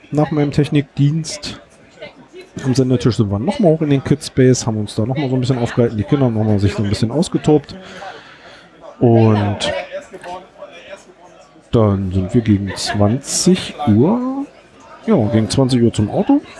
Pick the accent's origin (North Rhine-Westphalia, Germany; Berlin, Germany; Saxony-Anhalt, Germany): Berlin, Germany; was so ein bisschen bemerkenswert, zumindest für uns aus Berlin war, ähm, dass bei uns in Berlin gibt es Globus Baumärkte